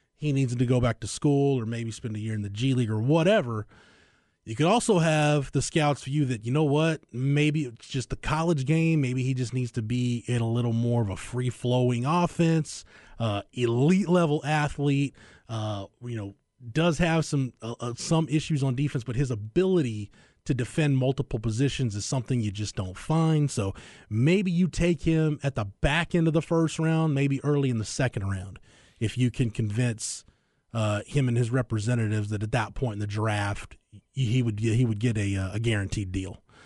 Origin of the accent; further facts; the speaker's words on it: Florence, Texas, United States; growing up in Florence, Texas, America, I had a lot of friends that showed animals.